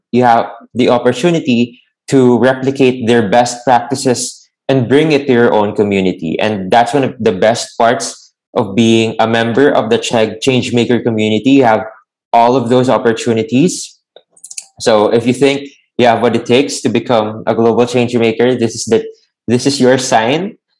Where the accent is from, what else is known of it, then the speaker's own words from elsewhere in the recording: Lucena, Calabarzon, Philippines; Oh, I'm actually from Quezon Province.